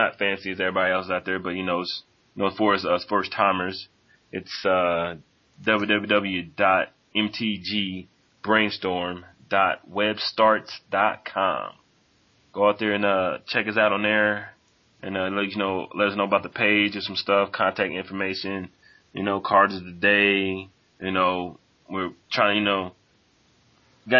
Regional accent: Indianapolis, Indiana, United States; I'm from Indianapolis

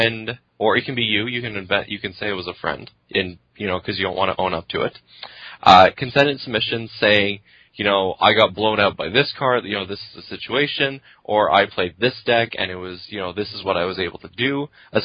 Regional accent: Quebec, Canada; moved away; I grew up in Quebec

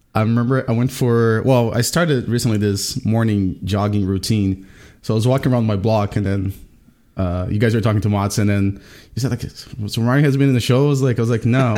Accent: Brazil; now in Richmond, United States; I'm from Brazil, but I've been living in Richmond, Virginia for the past twenty years.

